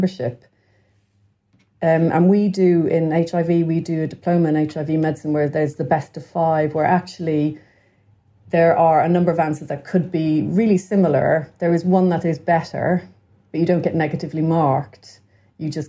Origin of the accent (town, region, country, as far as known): Dublin, Leinster, Ireland; born or raised there; also born or lived in Clare